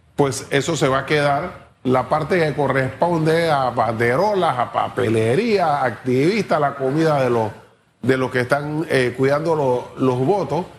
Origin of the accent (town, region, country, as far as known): Panama